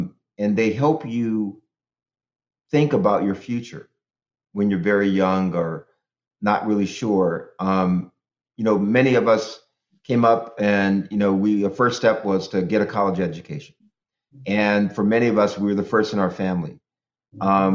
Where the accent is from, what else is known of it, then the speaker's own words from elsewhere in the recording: Oakland, California, United States; moved away; I grew up in Oakland, California.